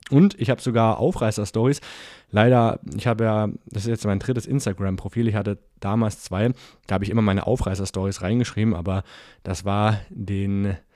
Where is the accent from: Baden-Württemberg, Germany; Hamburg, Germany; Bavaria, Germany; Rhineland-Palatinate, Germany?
Bavaria, Germany; Ich komme übrigens aus Bayern und ich war sehr oft in der Schweiz.